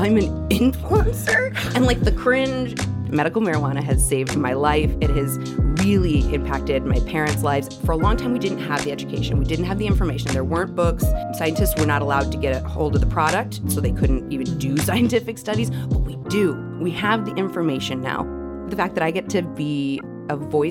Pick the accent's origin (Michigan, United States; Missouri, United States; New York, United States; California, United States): Missouri, United States; St. Louis; born and raised in St. Louis, I choose to live here.